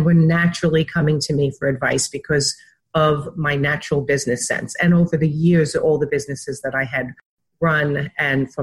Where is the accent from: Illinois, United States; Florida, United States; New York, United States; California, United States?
New York, United States; also born or lived in Wantagh, Long Island; I was raised in New York